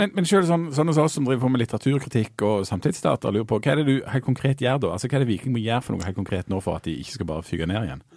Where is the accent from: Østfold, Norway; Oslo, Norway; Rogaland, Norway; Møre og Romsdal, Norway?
Rogaland, Norway; Bryne; og jeg er fra Bryne